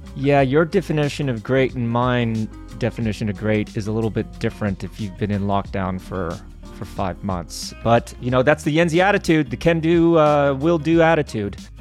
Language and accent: English; Glenwood Springs, Colorado, United States; my hometown of Glenwood Springs, Colorado